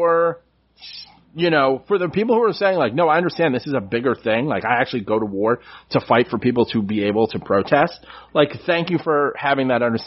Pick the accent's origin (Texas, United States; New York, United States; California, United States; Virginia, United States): New York, United States; New York City; where I grew up on City Island